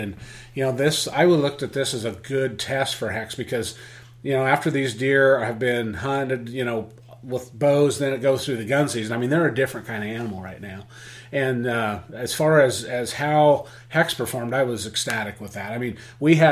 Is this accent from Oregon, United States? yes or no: yes; Oregon, United States; I'm from Oregon